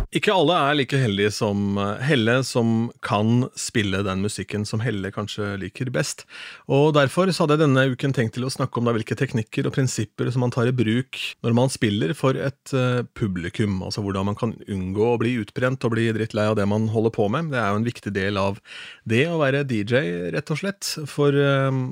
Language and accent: Norwegian; Østfold, Norway; innen Østfold, der jeg kommer fra